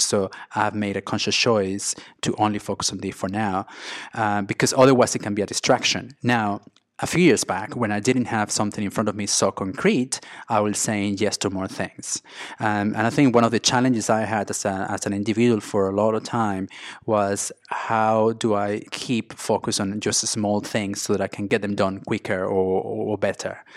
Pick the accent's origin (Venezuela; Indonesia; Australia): Venezuela; English is a second language; moved away as an adult; also born or lived in Mexico / Spain / London; I grew up in Venezuela, in South America